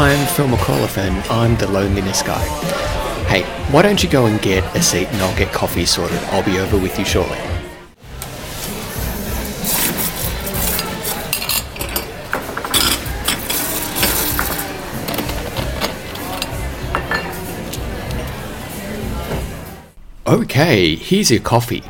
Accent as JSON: {"language": "English", "country": "Australia", "said": "I'm Australian"}